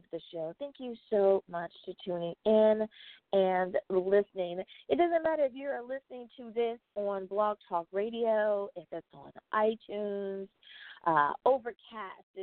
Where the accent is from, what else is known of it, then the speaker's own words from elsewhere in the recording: United States; the United States of America, my home country